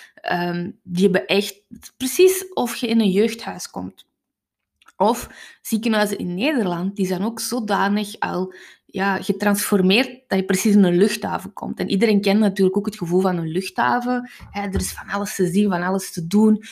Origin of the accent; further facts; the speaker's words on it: Kempen, Flanders, Belgium; Ik ben van de Kempen